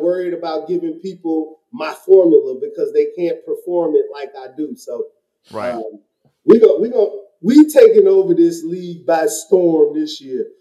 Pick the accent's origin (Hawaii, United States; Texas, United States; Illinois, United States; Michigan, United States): Illinois, United States; Chicago; I am from Chicago